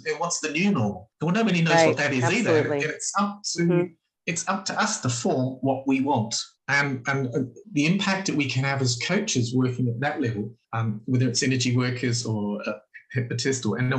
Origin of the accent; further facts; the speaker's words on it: New Zealand; I'm from New Zealand. If you know anything about New Zealand, it's about rugby.